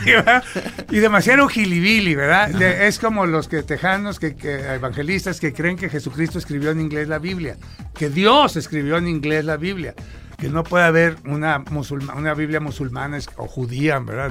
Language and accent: Spanish; Sinaloa, Mexico; moved away; nací en Sinaloa